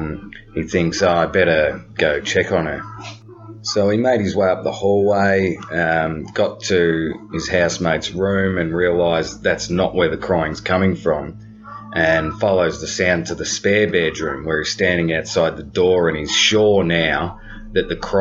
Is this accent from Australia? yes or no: yes; Melbourne, Victoria, Australia; I'm from Melbourne, Australia.